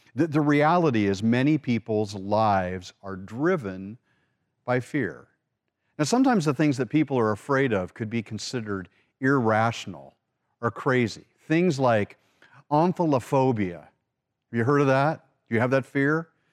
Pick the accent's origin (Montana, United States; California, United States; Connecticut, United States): California, United States; Orange County; we grew up in Orange County, California